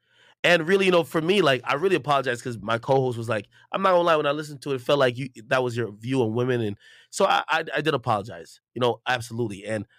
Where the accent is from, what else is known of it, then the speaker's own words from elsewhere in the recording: Jamaica; not to even bring up my background stuff, I'm Jamaican, like, that's, you know.